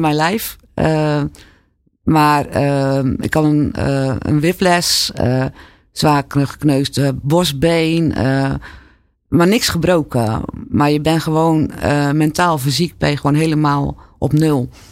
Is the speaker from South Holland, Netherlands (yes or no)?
yes; Alblasserdam, South Holland, Netherlands; also born or lived in Zwijndrecht; Ik ben in Zwijndrecht geboren. Maar vanaf mijn vierde tot aan mijn achttiende, negentiende altijd in Alblasserdam gewoond